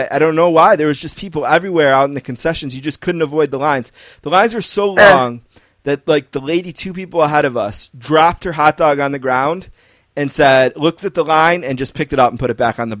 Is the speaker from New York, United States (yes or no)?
yes; Buffalo, New York, United States; I'm from Buffalo. I hate the heat